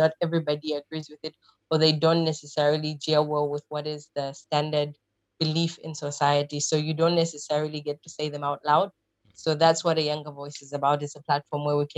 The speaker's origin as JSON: {"language": "English", "country": "Zambia", "moved": "as an adult", "lives_now": "Malaysia", "said": "I am originally from Zambia, which is in the southern part of Africa, South Central"}